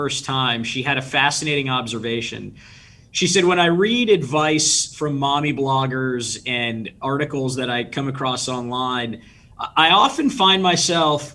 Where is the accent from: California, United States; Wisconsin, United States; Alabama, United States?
California, United States; San Diego; moved away as an adult; also born or lived in Washington, D.C.; born and raised in San Diego, California